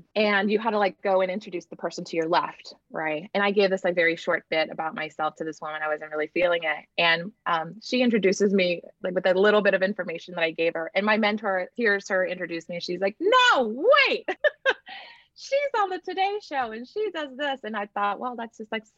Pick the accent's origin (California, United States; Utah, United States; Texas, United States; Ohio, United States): Texas, United States; Laguna Vista; also born or lived in Bluefields, Nicaragua / Brownsville, Texas; I grew up in a little town called Laguna Vista, which basically I always just say I grew up in South Padre Island, right? Texas